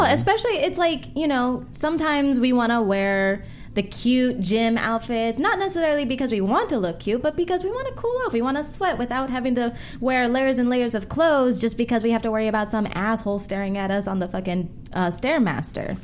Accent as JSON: {"language": "English", "area": "South Bay, Los Angeles", "region": "California", "country": "United States", "said": "I'm from the South Bay."}